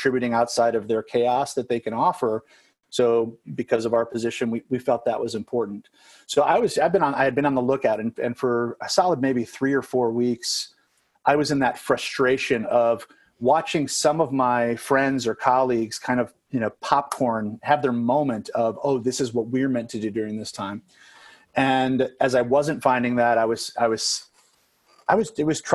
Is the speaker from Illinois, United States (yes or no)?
yes; Chicago suburbs, Illinois, United States; moved away as an adult; also born or lived in Los Angeles, United States; spent about a decade in LA in between growing up in the Chicago suburbs and then coming back